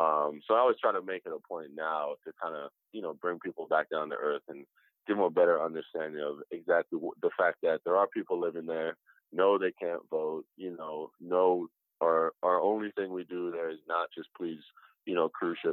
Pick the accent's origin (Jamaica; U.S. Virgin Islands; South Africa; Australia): U.S. Virgin Islands; St. Croix; also born or lived in Aguada, Puerto Rico; I'm the founder of Forgotten Lands Art Collective, and I was born and raised on St. Croix, which is in the U.S. Virgin Islands. I spent a lot of time, though, in my childhood summers in Puerto Rico. My mom and her family is from Aguada, Puerto Rico.